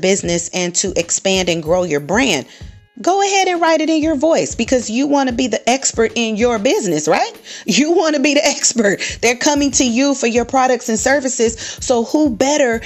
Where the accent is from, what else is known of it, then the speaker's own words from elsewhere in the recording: California, United States; now in Texas, United States; I'm originally from California